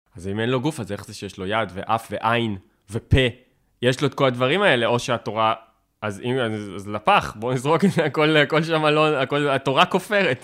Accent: Tel Aviv, Tel Aviv District, Israel; כאקדמאי, או כתל אביבי

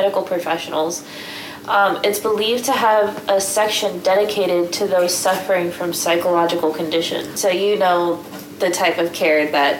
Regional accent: Texas, United States; So my story takes place in Texas. That's where I'm from. Born and raised in Texas

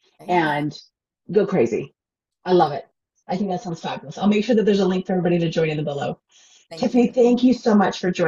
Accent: Utah, United States; I'm from Utah, so we're like close to Idaho.

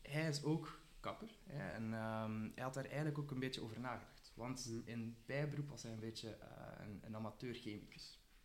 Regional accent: Ghent, Flanders, Belgium; ik kom uit Gent

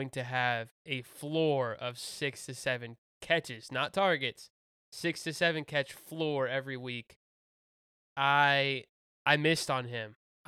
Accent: Houston, Texas, United States; I'm from Houston.

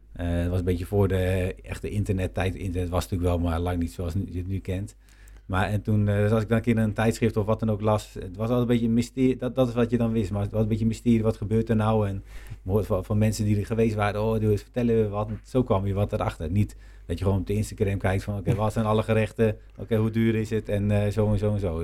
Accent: Nijkerk, Gelderland, Netherlands; Ik ben chocolatier en ik kom uit Nijkerk

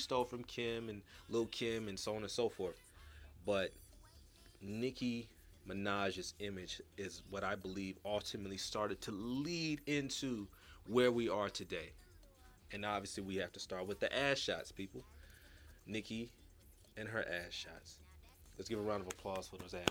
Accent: California, United States; now in Houston, United States; I'm from Cali

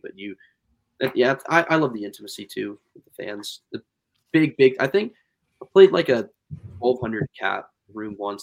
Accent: Pennsylvania, United States; we're from Pennsylvania

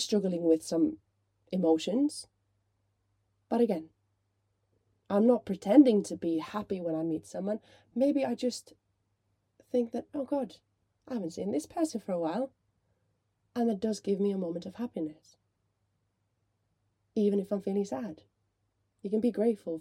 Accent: Finland; moved away; I grew up in Finland

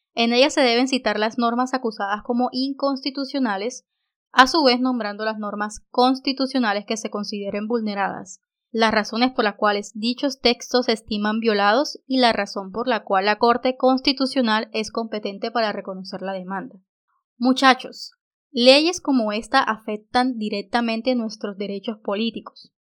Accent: Colombia

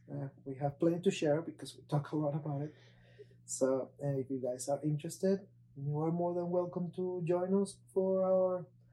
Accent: Venezuela; moved away as an adult; now in United States; I'm from Venezuela originally. I came to US in 2014 to study in Weber International.

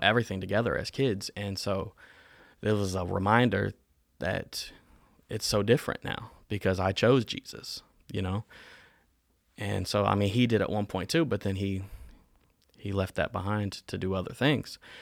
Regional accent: Winston-Salem, North Carolina, United States; also born or lived in Augusta, Georgia / Saint Paul, Minnesota; We lived in North Carolina from the age that I was three till now. I still live in Winston-Salem.

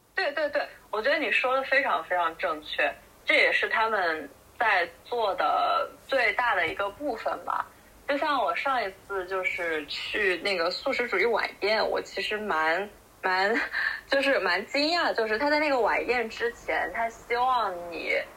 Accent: China; 我们这种从小在国内长大，然后吃杂食

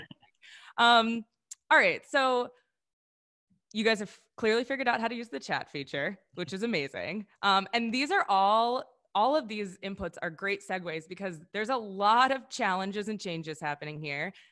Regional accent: Wisconsin, United States; I'm actually from Wisconsin

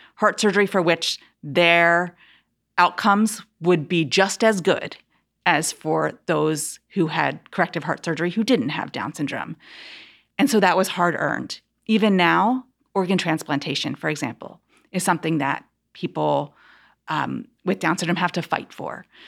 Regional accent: Philadelphia, Pennsylvania, United States; I grew up outside of Philadelphia, in the suburbs of Philadelphia

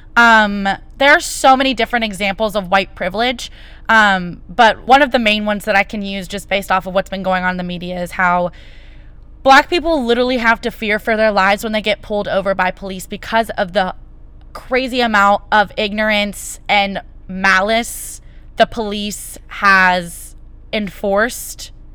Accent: United States; as an American citizen

